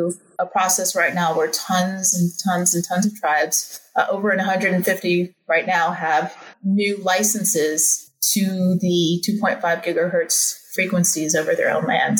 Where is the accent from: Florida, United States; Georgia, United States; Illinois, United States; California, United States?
California, United States; Bay Area; I grew up in the Bay Area